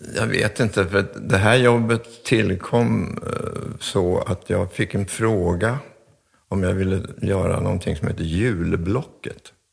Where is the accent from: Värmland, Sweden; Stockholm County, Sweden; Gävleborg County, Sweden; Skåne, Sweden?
Stockholm County, Sweden; Stockholm; also born or lived in Hofors, Dalarna; Kungsholmen på Stockholm, så där är jag uppväxt